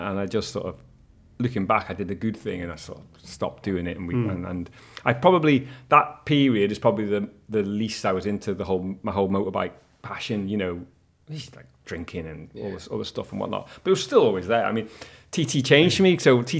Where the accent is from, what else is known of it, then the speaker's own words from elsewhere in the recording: Sulby, Isle of Man; So I grew up in Sulby, and we'd always watch in and around Sulby as kids